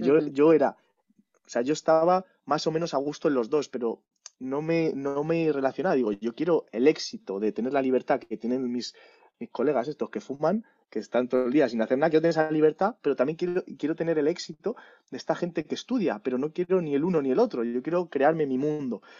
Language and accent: Spanish; Madrid, Community of Madrid, Spain; yo soy de Madrid, ¿no? Pero veraneaba en mi pueblo, que es Candeleda, en Ávila